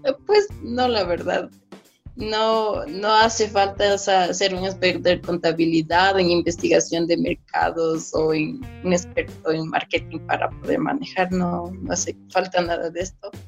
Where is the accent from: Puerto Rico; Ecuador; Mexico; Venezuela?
Ecuador; yo soy de Ecuador